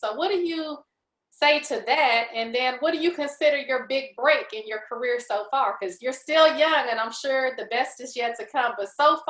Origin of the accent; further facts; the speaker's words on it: Houston, Texas, United States; growing up in Houston